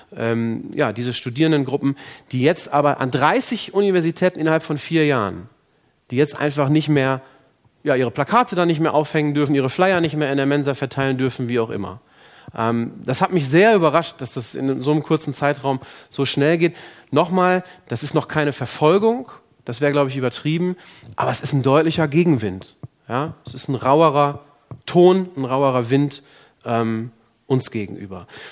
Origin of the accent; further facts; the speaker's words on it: Germany; bei uns in Deutschland